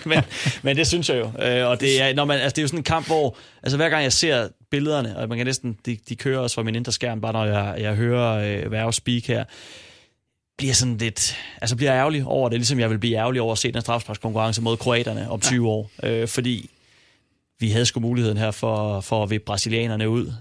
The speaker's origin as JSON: {"language": "Danish", "town": "Silkeborg", "region": "Central Denmark Region", "country": "Denmark", "said": "jeg er fra Silkeborg"}